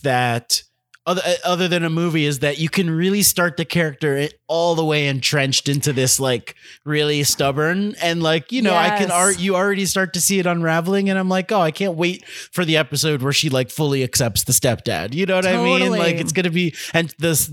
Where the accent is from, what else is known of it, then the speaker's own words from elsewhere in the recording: Miami, Florida, United States; I'm from Miami